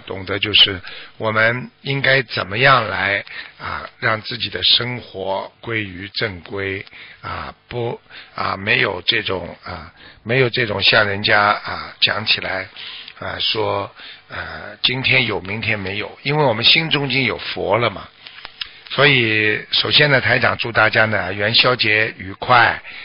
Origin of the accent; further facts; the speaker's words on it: China; 在我们中国人传统上讲也是个大的节气